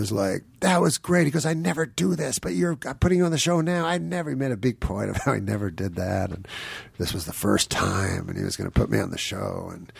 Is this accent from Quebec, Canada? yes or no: yes; Quebec City, Quebec, Canada; So I was from Canada, the least international country.